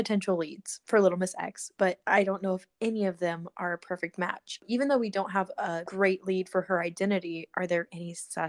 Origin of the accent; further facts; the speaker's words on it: Central Illinois, United States; I was raised in Central Illinois